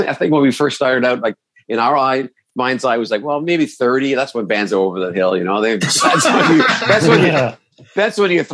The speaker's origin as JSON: {"language": "English", "town": "Burlington", "region": "Ontario", "country": "Canada", "also_born_or_lived": "Toronto", "said": "that's where we were from, some suburban Burlington"}